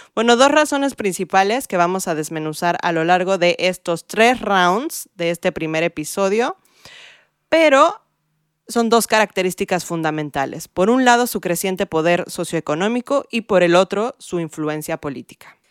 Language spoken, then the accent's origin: Spanish; Mexico City, Mexico; also born or lived in California; now in New York, United States; crecí en la Ciudad de México